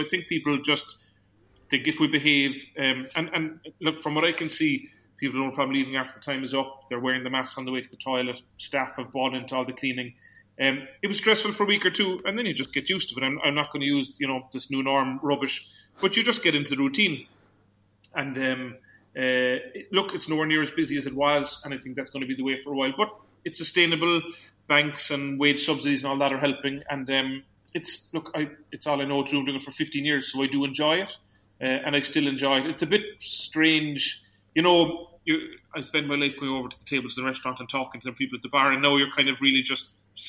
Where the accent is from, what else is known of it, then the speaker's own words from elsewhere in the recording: Kinsale, Munster, Ireland; So, just being from Kinsale or being Irish wasn't going to be enough.